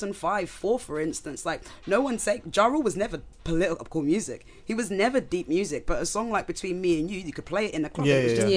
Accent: Nigeria; I'm Nigerian.

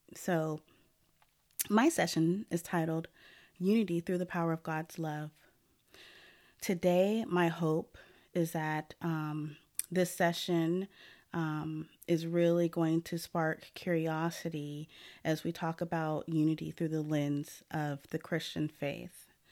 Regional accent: Portland, Oregon, United States; also born or lived in Lake Oswego; I was born and raised in Portland, Oregon

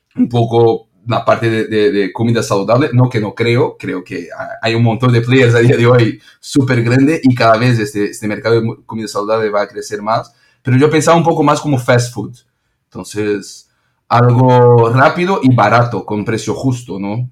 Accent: São Paulo, Brazil; Spanish is a second language; moved away as an adult; now in Barcelona, Spain; soy brasileño y de São Paulo

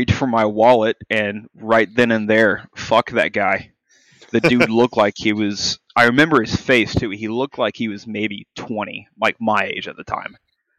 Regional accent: Canada; I am Canadian.

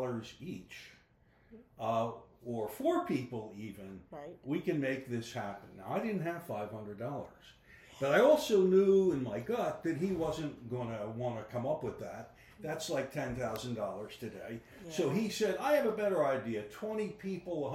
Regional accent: Philadelphia, Pennsylvania, United States; I grew up 1451 Devereaux Street, Philadelphia, 3.5 blocks from Temple

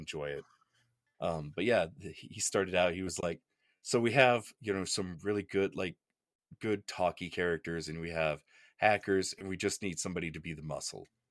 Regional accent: Oklahoma, United States; I'm from Oklahoma

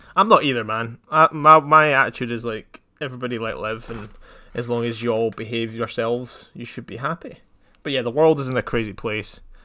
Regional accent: Scotland, United Kingdom; I'm half English, half Scottish

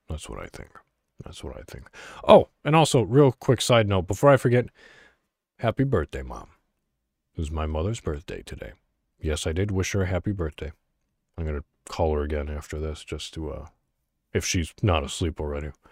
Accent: Illinois, United States; I'm from Illinois, so, you know, Chicago all the way.

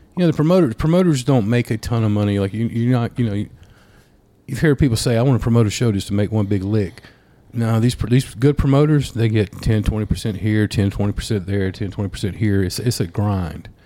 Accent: Ashford, Alabama, United States; moved away as an adult; also born or lived in Auburn, Alabama; I'm from Ashford, but I, I, went you know lived in Auburn for a little bit

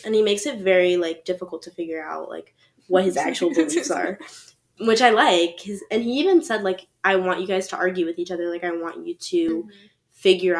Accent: the South, United States; moved away as an adult; so I'm from the South, conservatives, all that.

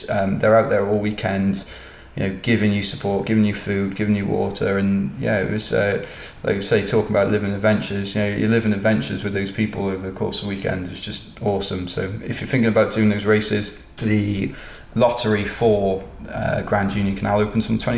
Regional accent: Cardiff, Wales, United Kingdom; I'm from Cardiff

